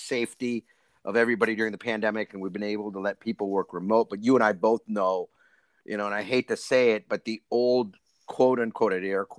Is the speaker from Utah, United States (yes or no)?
no; Atlanta, Georgia, United States; based here in my hometown of Atlanta, Georgia